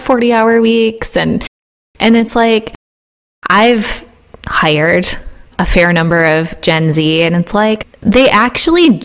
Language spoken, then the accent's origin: English; Midwest, United States; I'm a millennial and I grew up in the Midwest